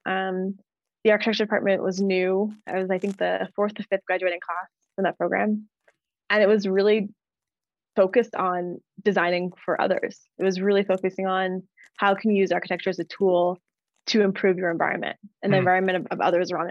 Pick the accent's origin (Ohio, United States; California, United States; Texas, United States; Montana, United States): California, United States; Los Angeles; moved away as an adult; also born or lived in San Francisco / New Orleans; now in Denver, United States; I'm from LA. So I grew up in LA, born and raised. And I lived there until I went to college